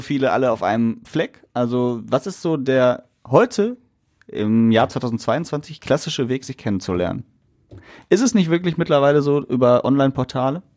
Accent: Essen, North Rhine-Westphalia, Germany; wir Ruhrgebietler oder wir Essener sind stolz auf unsere Stadt

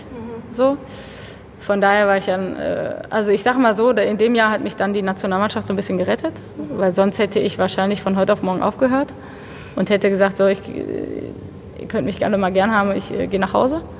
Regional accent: Bochum, North Rhine-Westphalia, Germany; born there; also born or lived in Paris; Ich, ich meine, ich bin in Bochum geboren. Ich, habe auch noch nicht so viel äh, wohnlich nicht so viel anderes gesehen. Ich bin tatsächlich auch immer in meinem Viertel so ein bisschen geblieben

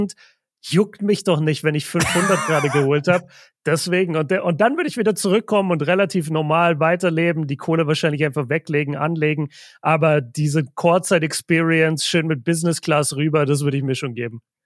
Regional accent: Nuremberg, Bavaria, Germany; ich bin, ich bin ja ein Nürnberger Kind

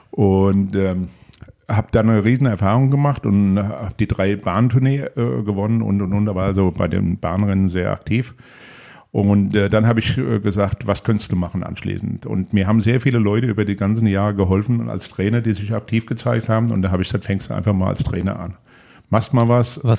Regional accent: Frankfurt, Hesse, Germany; Bei mir sieht man das, ich bin Frankfurter und ich stehe auch da dazu.

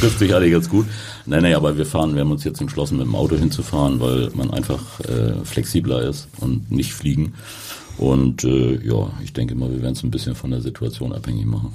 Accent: Hamburg, Germany; bin in Harburg groß geworden

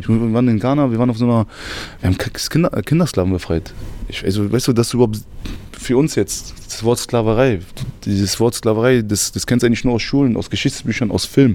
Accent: Berlin, Germany; Ich bin in Berlin geboren und aufgewachsen.

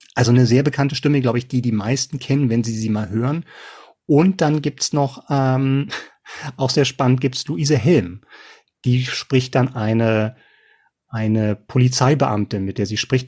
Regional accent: Berlin, Germany; ich bin ja gespannt als Berliner

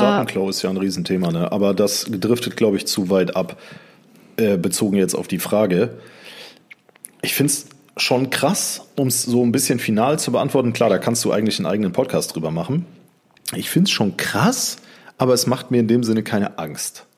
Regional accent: North Rhine-Westphalia, Germany; Aber wir kommen eigentlich aus Südwestfalen

